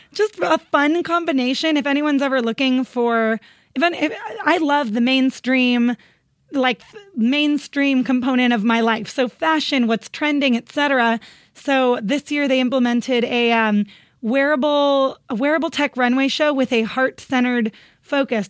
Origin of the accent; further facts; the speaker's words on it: Northern California, United States; moved away as an adult; also born or lived in San Diego, California; now in Los Angeles, United States; Originally, I'm from Northern California, this tiny town